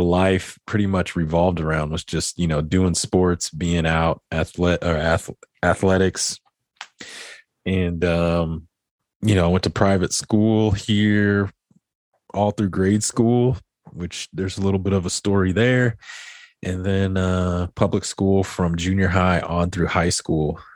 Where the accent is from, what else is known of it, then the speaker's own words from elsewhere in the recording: Midland, Texas, United States; I grew up here in Midland, Texas